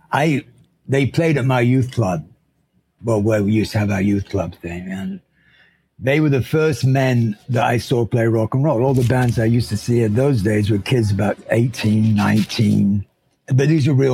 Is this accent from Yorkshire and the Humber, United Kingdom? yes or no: yes; Sheffield, Yorkshire and the Humber, United Kingdom; moved away as an adult; also born or lived in London / Sydney; now in United States; I grew up in Sheffield in Yorkshire in England